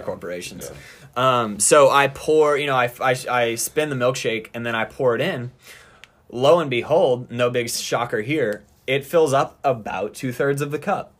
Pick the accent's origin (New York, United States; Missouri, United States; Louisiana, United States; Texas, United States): Louisiana, United States; I'm from Louisiana